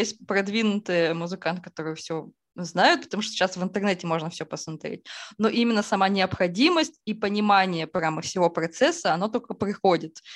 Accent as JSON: {"language": "Russian", "town": "Izhevsk", "region": "Udmurt Republic", "country": "Russia", "said": "я из Ижевска, и да. Ижевск – это столица а, Удмуртской республики, и зима там идет, ну, месяцев пять точно"}